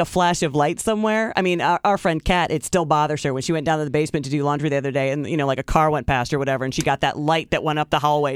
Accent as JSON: {"language": "English", "town": "Tiffin", "region": "Ohio", "country": "United States", "tie": "born or raised there", "moved": "yes", "said": "my hometown"}